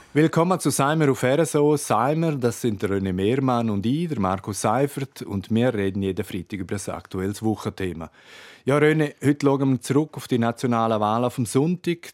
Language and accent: German; Graubünden, Switzerland; bei uns in Graubünden